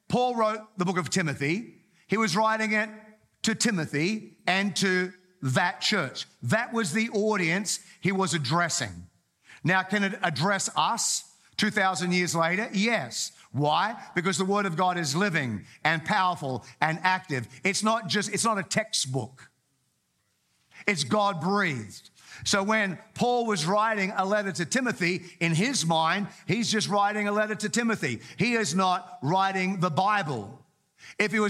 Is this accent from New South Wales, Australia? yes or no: no; Townsville, Queensland, Australia; I grew up in Townsville, North Queensland.